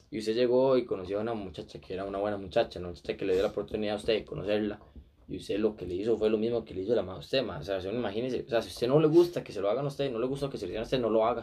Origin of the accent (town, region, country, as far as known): Costa Rica